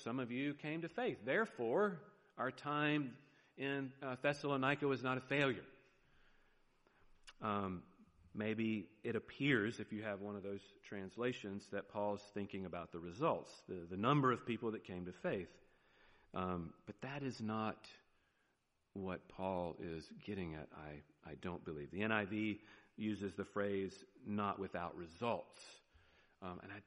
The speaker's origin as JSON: {"language": "English", "region": "the South", "country": "United States", "accent": "southern", "said": "there's my southern accent"}